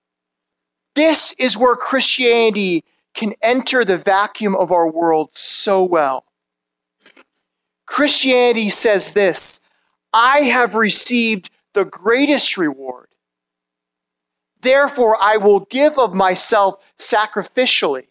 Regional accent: Madison, Wisconsin, United States; I grew up in Madison, Wisconsin

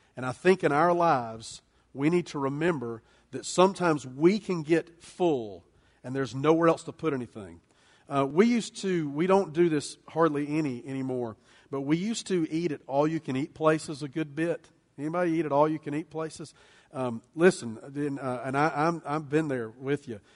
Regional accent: United States; we as American Christians, American followers of Jesus, American church people

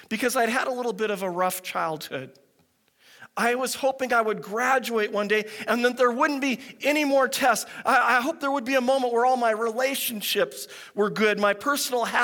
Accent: Pacific Northwest, United States; I grew up in the Pacific Northwest

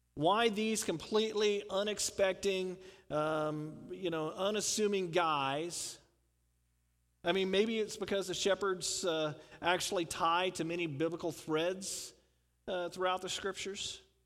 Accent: Houston, Texas, United States; I grew up in the South. I grew up outside of Houston

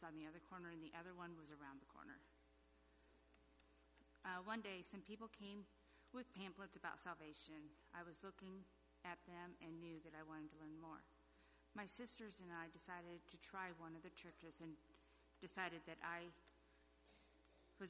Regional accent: Grand Island, Nebraska, United States; I was raised in Grand Island.

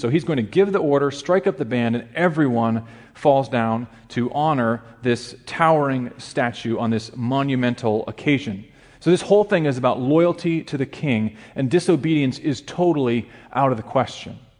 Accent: Alaska, United States; moved away as an adult; also born or lived in Chicago area; I grew up in a very small town in Alaska, less than a thousand people in my hometown

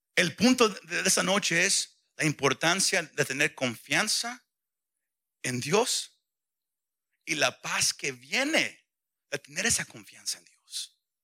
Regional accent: Mexico; como mexicano decimos

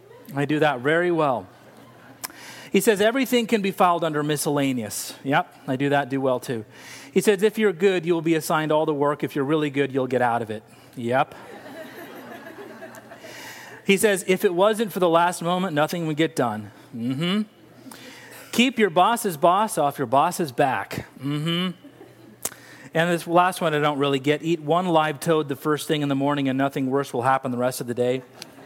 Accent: Laguna Beach, California, United States; born there; I was born in Laguna Beach, California. Laguna Beach.

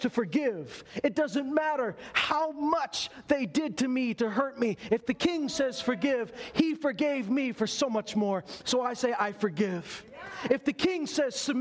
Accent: Meadow Lake, Saskatchewan, Canada; I may have been born in Meadow Lake, Saskatchewan

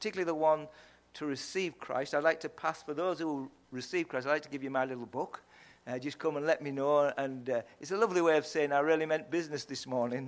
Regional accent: Yorkshire and the Humber, United Kingdom; accent: Yorkshire; I hope you understood my accent. It's from Yorkshire.

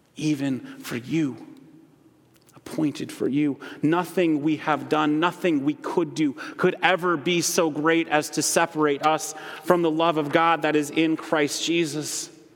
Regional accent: Holland, Michigan, United States; moved away as an adult; also born or lived in Grand Rapids, Michigan; I grew up in Holland

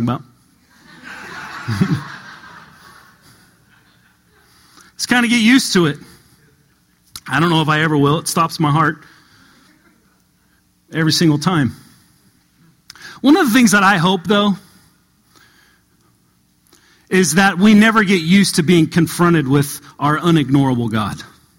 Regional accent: Southern California, United States; moved away as an adult; now in Kentucky, United States; I didn't grow up in Kentucky. I grew up in Southern California

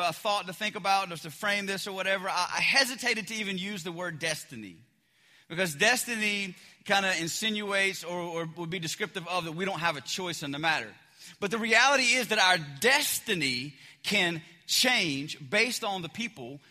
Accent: the South, United States; I'm from the South

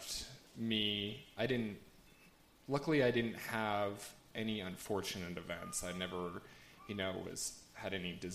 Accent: Bozeman, Montana, United States; I'm from Bozeman

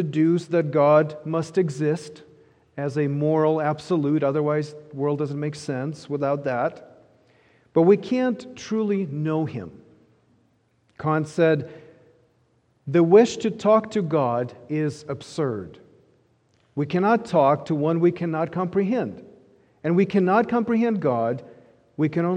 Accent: Ukraine; moved away; I grew up in Ukraine

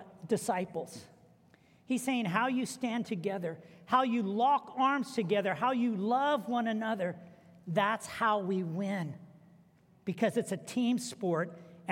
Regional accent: United States

